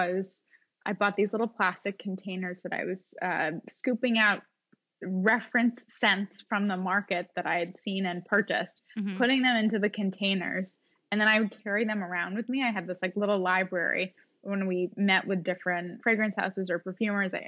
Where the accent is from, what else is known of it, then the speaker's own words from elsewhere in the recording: Watertown, Massachusetts, United States; moved away as an adult; also born or lived in Connecticut; now in New York, United States; I grew up in Watertown, Massachusetts, but I went to college in Connecticut.